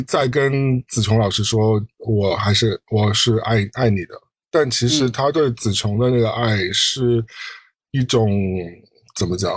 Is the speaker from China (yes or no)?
yes; China; 我身为一个中国人